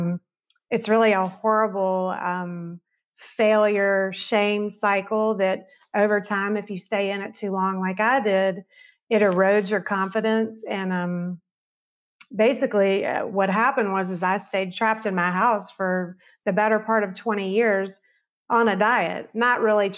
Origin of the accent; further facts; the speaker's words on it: the South, United States; growing up in the South